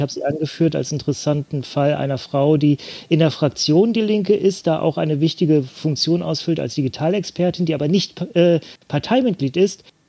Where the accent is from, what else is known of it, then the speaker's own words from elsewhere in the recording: Bremen, Germany; meiner Heimatstadt äh, in Bremen